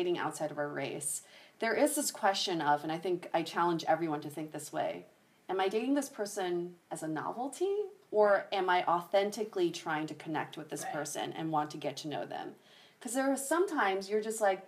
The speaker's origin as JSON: {"language": "English", "country": "United States", "tie": "born or raised there", "also_born_or_lived": "Michigan / Colorado", "said": "I grew up in Michigan, Colorado, where I was surrounded by white people"}